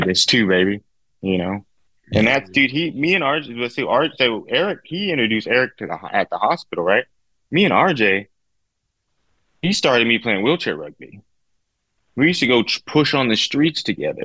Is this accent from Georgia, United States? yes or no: no; Victorville, California, United States; I grew up in Victorville, California